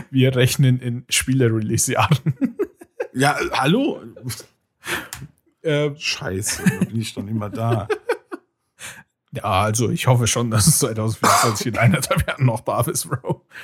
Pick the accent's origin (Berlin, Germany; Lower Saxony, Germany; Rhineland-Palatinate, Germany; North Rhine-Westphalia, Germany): North Rhine-Westphalia, Germany; Cologne; ich habe gar nichts mitgekriegt und ich bin Kölner.